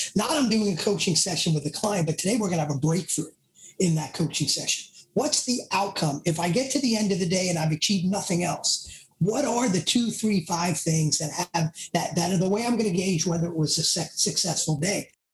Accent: New York City, New York, United States; accent: Bronx; my Bronx accent

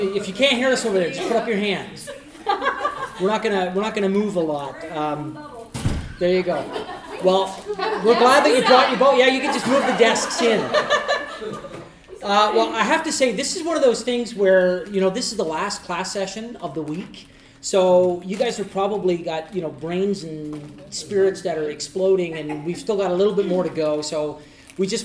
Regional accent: Eastern Canada, Canada; we're from Eastern Canada and not from Western Canada

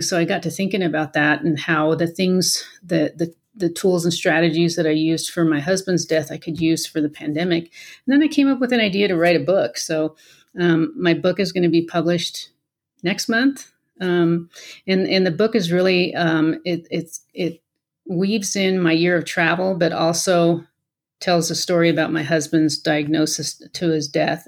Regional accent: Colorado, United States; moved away as an adult; also born or lived in Washington State / Aurora, Colorado; Colorado is my home. I was born and raised here, so we came back home.

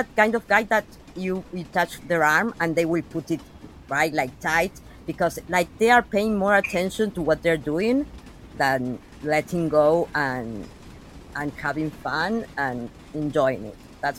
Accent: Argentina

